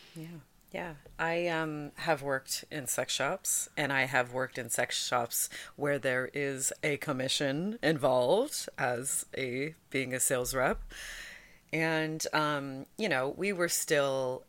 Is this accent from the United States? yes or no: no; Hamilton, Ontario, Canada; I grew up in Hamilton